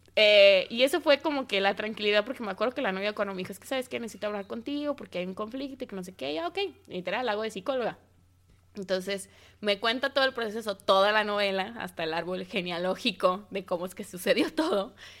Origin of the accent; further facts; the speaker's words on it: Mexico City, Mexico; accent: chilango; mi acento chilango